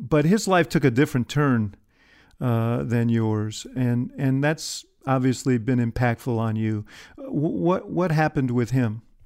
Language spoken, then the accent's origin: English; Chicago, Illinois, United States; I'm a Chicagoan